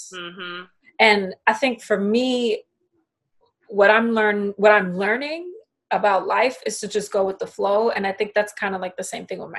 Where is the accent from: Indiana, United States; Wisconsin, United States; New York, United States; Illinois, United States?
New York, United States; I'm Latina, but I grew up with black television because I'm born and raised in New York